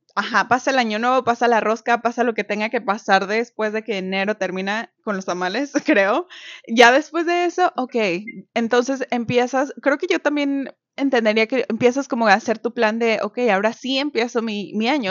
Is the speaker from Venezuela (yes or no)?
no; Mexico; now in Canada; una mexicana viviendo en Canadá.